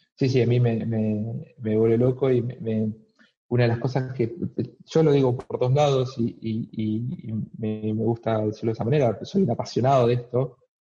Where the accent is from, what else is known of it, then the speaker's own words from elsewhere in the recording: Argentina; moved away as an adult; now in Melbourne, Australia; soy argentino